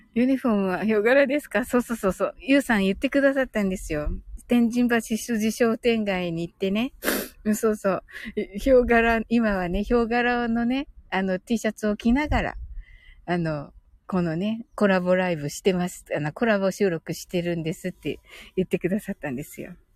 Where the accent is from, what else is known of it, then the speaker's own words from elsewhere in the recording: Kyushu, Japan; 私九州人